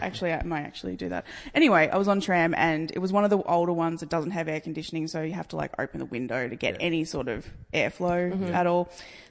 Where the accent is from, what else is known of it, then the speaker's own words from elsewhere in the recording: Frankston, Victoria, Australia; Yeah, I come from Frankston